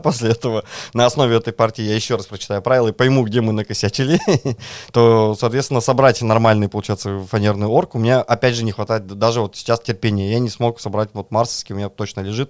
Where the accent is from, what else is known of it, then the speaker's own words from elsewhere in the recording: Kirov, Kirov Oblast, Russia; now in Moscow, Russia; Я родом из Кирова, приехал в Москву